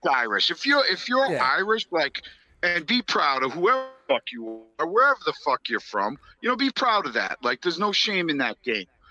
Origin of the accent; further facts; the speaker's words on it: Australia; I'm fucking Australian